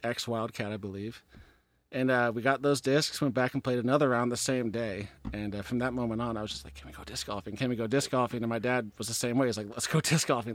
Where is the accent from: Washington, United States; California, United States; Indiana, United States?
Washington, United States; I was sixty miles south of Seattle